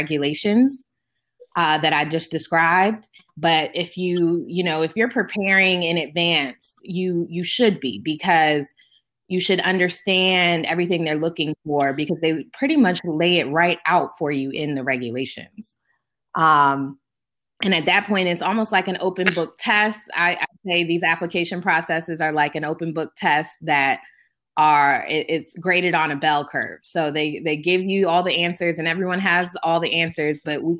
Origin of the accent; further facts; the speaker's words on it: Maryland, United States; also born or lived in Atlanta, Georgia; my home state of Maryland